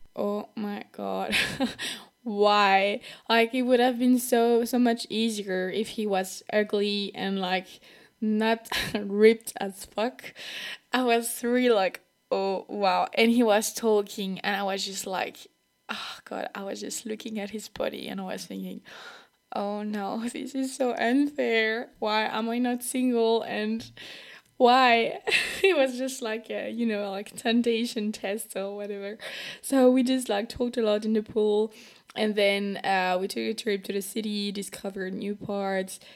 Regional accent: France; accent: French; English is a second language; If I have a French accent, that's totally normal because I'm from France

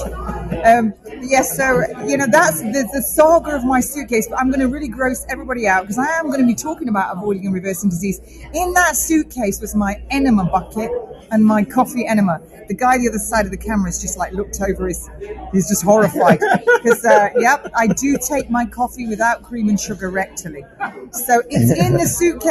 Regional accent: United Kingdom; I am a Brit

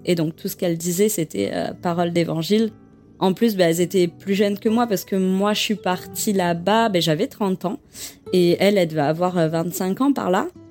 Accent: Bordeaux, Nouvelle-Aquitaine, France; moved away as an adult; also born or lived in Quebec City, Canada; je suis originaire de Bordeaux, euh, dans le sud de la France

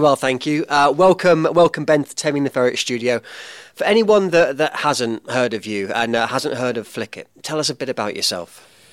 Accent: England, United Kingdom; now in New Zealand; I am an Englishman in New Zealand

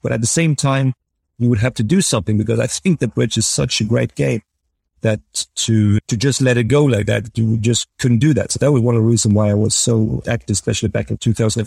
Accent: Norway; growing up in Norway

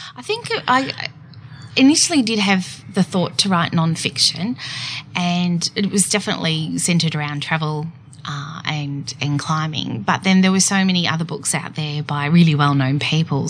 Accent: Geelong, Victoria, Australia; moved away as an adult; I born and bred in Geelong

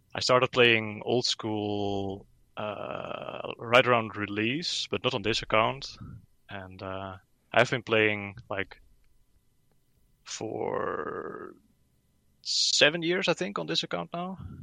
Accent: Netherlands; I'm from the Netherlands

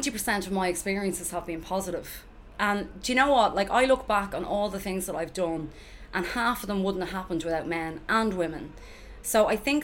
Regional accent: Dublin, Leinster, Ireland; also born or lived in New York; being from Finglas, like, I probably would have had it

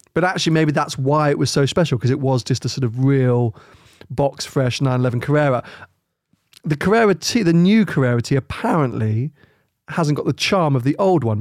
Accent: United Kingdom; we're too British

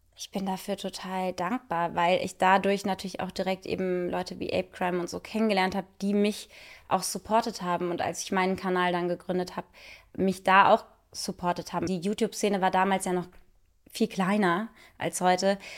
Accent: Cologne, North Rhine-Westphalia, Germany; moved away; also born or lived in Munich; in meiner Heimat in Köln

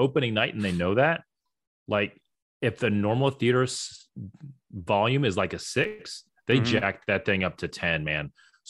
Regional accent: Florida, United States; I grew up in Florida, man.

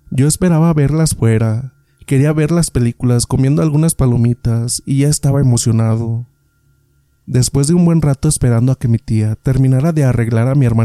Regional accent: State of Mexico, Mexico; Esto me ocurrió en el Estado de México, de donde soy originario.

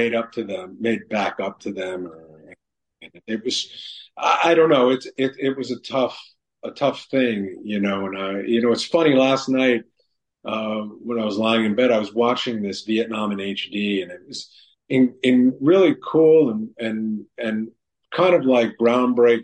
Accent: New York City, New York, United States; when I grew up in New York City

